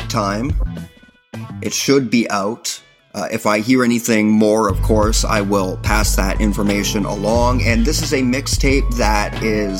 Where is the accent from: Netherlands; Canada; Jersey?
Canada; I remain proud to be a Canadian